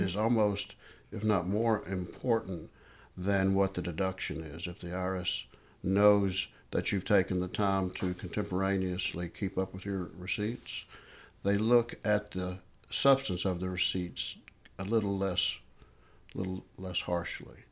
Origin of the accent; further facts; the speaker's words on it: Hendersonville, Tennessee, United States; an office out here in Hendersonville, which is my hometown